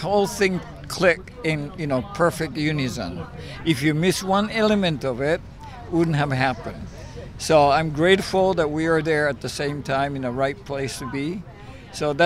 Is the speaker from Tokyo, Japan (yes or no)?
yes; Tokyo, Japan; now in San Francisco, United States; I grew up in Tokyo